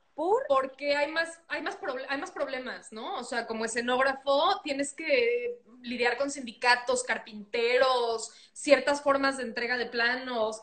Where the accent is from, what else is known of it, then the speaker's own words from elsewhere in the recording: Mexico; moved away as an adult; now in United States; Yo soy mexicana, eh, nacida en México, crecí en México y estoy aquí con una visa de trabajo, pasaporte mexicano